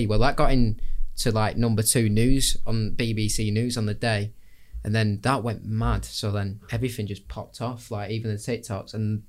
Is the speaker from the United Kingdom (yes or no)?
yes; Bolton, North West England, United Kingdom; we're from Bolton.